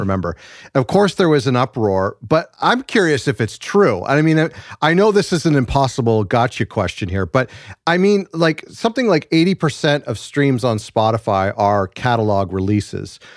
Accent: Canada; as a Canadian, a white Canadian

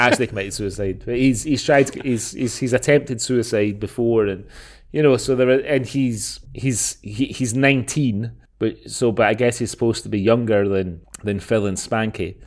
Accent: Scotland, United Kingdom; we're from Scotland

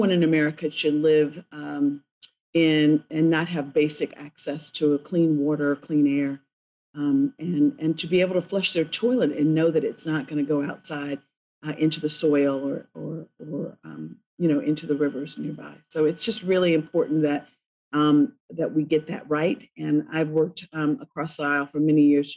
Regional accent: Selma, Alabama, United States; my hometown of Selma

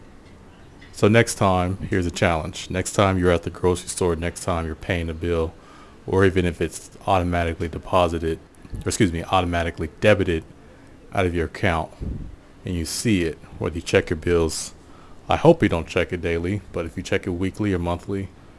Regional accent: Portland, United States; growing up in Portland

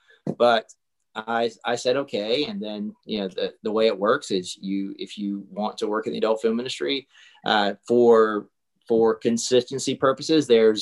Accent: South Carolina, United States; moved away as an adult; also born or lived in Charlotte, North Carolina / Florence, South Carolina / Los Angeles; I grew up in a really, really small town in South Carolina.

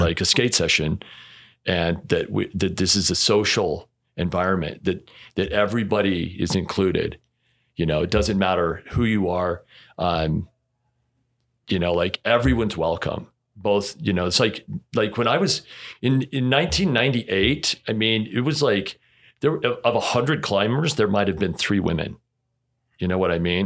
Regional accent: Utah, United States; born and raised in Utah

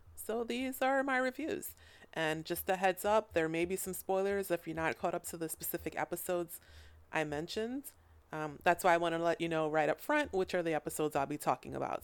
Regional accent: United States; I'm not from Thailand. I'm from America

